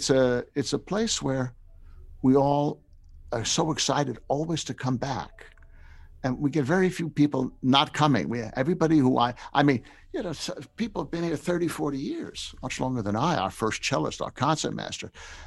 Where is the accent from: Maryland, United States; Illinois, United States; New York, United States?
New York, United States; I grew up in New York, yeah. So we weren't a grits place.